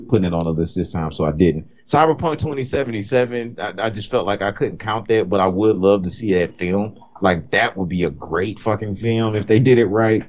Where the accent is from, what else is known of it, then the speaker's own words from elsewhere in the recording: Louisiana, United States; I'm from Louisiana